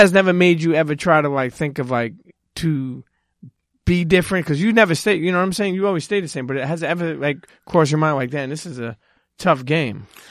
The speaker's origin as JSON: {"language": "English", "town": "New York City", "region": "New York", "country": "United States", "said": "I'm from Brooklyn."}